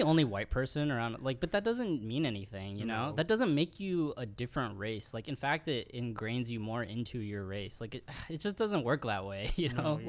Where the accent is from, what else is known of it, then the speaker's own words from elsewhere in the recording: India; Like, people know I'm Indian, dude.